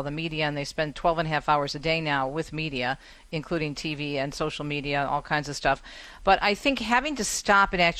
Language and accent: English; East Coast, United States; I'm from the East Coast